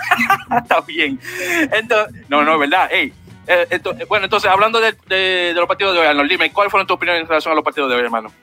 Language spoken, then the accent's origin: Spanish; Dominican Republic; sí, soy dominicano